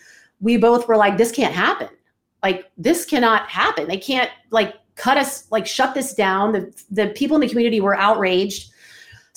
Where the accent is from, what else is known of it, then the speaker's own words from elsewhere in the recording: Atlanta, Georgia, United States; moved away as an adult; also born or lived in Orlando, Florida / Reno, Nevada; I'm from Atlanta, I'm in Orlando, then all of a sudden I'm heading out west